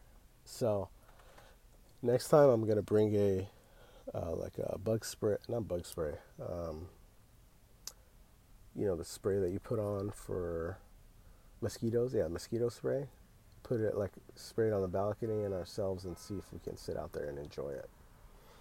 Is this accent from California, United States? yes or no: yes; California, United States; we're from California. We don't get much rain.